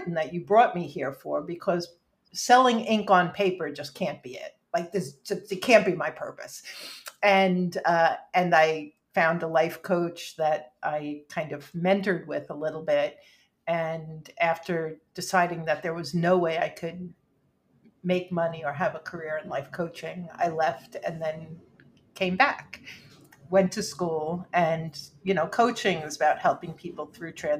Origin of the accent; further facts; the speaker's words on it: New York City, New York, United States; I grew up in Rockaway Park, New York, which is surprises most people.